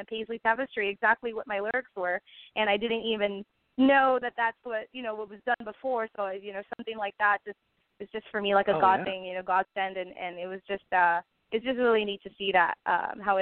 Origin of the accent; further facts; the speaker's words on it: San Benito, Texas, United States; my hometown